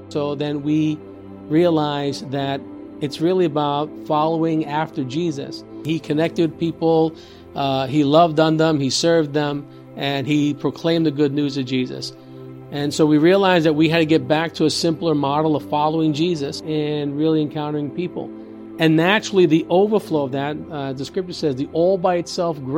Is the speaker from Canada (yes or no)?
no; Yauco, Puerto Rico; I'm from Puerto Rico, a uh, town called Yauco, Puerto Rico